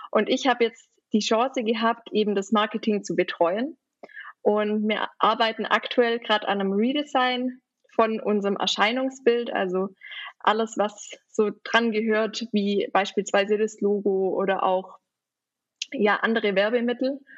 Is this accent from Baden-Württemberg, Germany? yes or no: yes; Baden-Württemberg, Germany; Ich komme eben aus der Nähe von Ravensburg, also auch in der Nähe vom Bodensee.